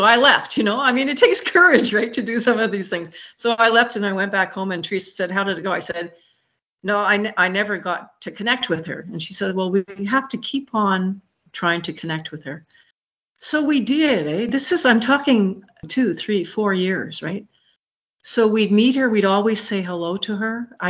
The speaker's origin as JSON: {"language": "English", "country": "Ireland", "said": "I told you this before, I'm Irish and I'm a storyteller, so I have a lot of stories."}